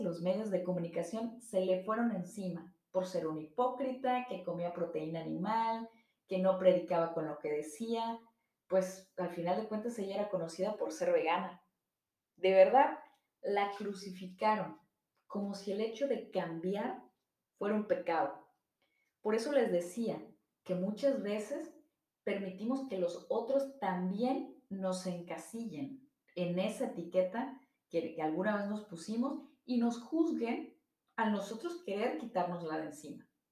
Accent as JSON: {"language": "Spanish", "country": "Mexico", "said": "somos mexicanos, católicos, americanistas, priistas, porque de esa manera se identifica nuestra familia"}